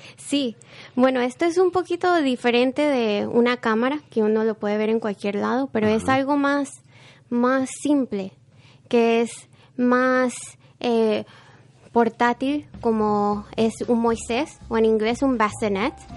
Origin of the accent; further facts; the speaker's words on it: Panama City, Panama; moved away; Yo nací en Panamá.